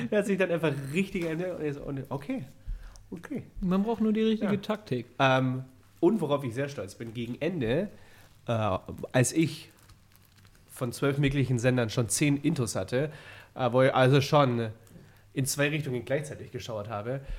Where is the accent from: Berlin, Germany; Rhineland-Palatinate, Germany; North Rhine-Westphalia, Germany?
Berlin, Germany; also born or lived in Bavaria; also Berlin hat mich zu dem Mann gemacht, der ich bin. Wenn ich jetzt nach Bremen ziehe und sage, ja, ich komme, weil ich sage natürlich, dass ich aus Berlin komme. Also ich bin